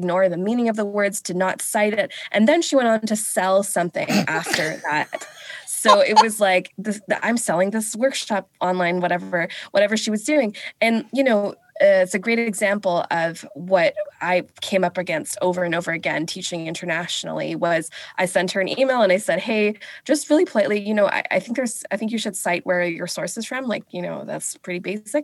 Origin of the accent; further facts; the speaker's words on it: Vancouver, British Columbia, Canada; also born or lived in England; I was raised here on unceded, stolen, Coast Salish territory of the Musqueam, the Squamish, and the Tsleil-Waututh